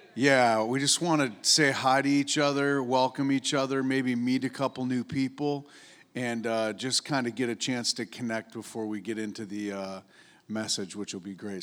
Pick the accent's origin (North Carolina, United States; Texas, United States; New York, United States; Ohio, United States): New York, United States; upstate; moved away; I grew up in upstate New York